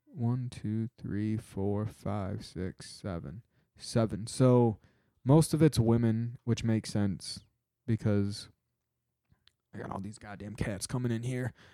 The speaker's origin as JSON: {"language": "English", "region": "Michigan", "country": "United States", "said": "my home state"}